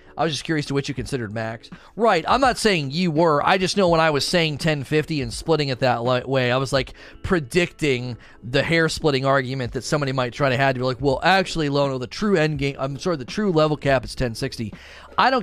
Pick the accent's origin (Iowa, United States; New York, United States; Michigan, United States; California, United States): Michigan, United States; also born or lived in Texas; I was born and raised in Michigan, went to Texas for about 4 years, but wanted to move back.